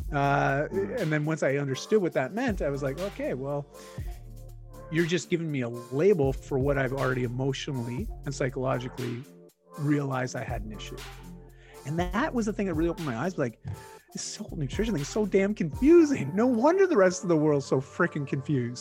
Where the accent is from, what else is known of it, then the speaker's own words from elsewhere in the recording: Canada; accent: Canadian; I am Canadian and, uh, my accent, uh, comes through at times.